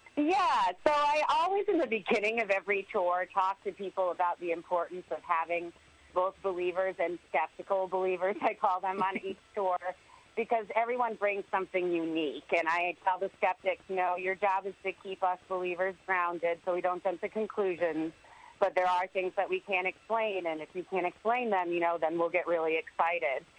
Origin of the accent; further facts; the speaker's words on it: Connecticut, United States; I grew up in Connecticut